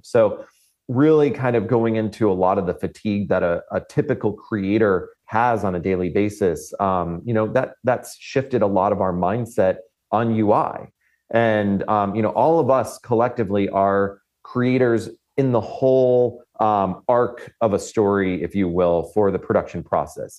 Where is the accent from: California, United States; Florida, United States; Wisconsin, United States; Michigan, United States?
Florida, United States; moved away; I come from Florida